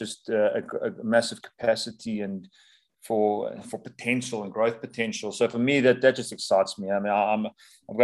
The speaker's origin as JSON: {"language": "English", "town": "Durban", "region": "KwaZulu-Natal", "country": "South Africa", "tie": "born or raised there", "also_born_or_lived": "Pretoria, South Africa / Leeds, United Kingdom", "moved": "as an adult", "said": "I then moved to the Sharks, which was my hometown team in Durban"}